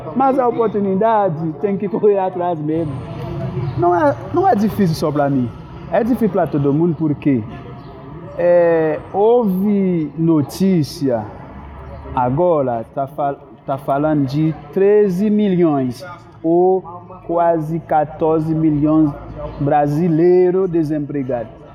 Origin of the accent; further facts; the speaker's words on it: Haiti; first language Haitian Creole; Portuguese is a second language; moved away as an adult; now in São Paulo, Brazil; Dentro do nosso país, Haiti